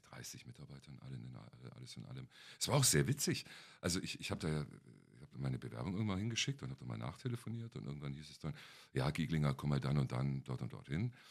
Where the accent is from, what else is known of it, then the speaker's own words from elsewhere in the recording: Kempten, Bavaria, Germany; moved away as an adult; also born or lived in North Rhine-Westphalia; now in Berlin, Germany; In meiner Heimatstadt, in Kempten im Allgäu.